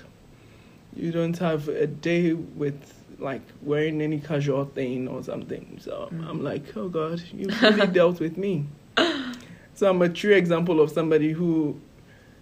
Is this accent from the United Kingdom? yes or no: no; Ghana; moved away as an adult; now in Scranton, United States; I'm from Ghana, West Africa